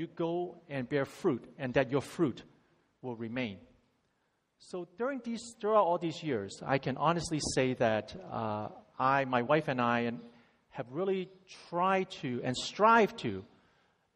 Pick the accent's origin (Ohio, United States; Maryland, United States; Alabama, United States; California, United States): California, United States; San Francisco Bay Area; also born or lived in Hong Kong; I went to the States when I was 10 from Hong Kong and grew up in the San Francisco Bay Area